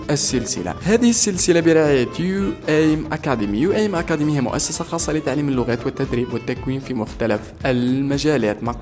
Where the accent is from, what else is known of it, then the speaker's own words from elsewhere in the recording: Algeria; يعني بالنسبه لنا نحن كجزائريين قدر ما نقدروش نوفروه على جوجل بودكاست